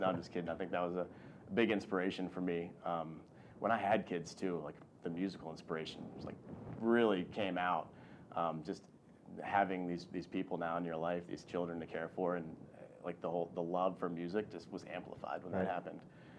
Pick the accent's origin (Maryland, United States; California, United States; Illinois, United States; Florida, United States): Maryland, United States; Burtonsville; also born or lived in Baltimore, Maryland; born and raised in Maryland, Burtonsville, Maryland, actually, in Montgomery County.